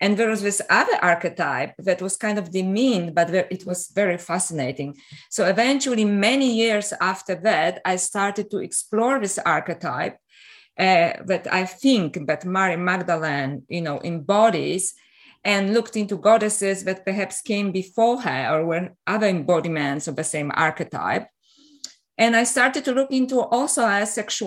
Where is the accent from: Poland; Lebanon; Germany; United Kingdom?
Poland; also born or lived in Canada / Paris, France; now in Australia; I'm originally from Poland. And I was brought up in an interesting environment